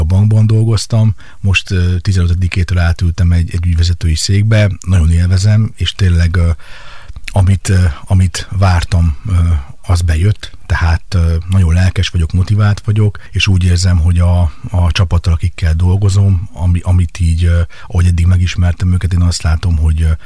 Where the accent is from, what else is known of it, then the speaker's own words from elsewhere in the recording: Kecskemét, Bács-Kiskun, Hungary; moved away as an adult; also born or lived in Budapest; Kecskeméten születtem, itt éltem 28 éves koromig